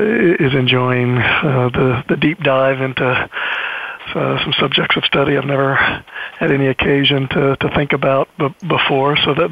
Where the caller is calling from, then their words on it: New Haven, Connecticut, United States; Yeah, I'm calling in from New Haven, Connecticut, where I'm a few weeks in to my first semester at the Yale Law School.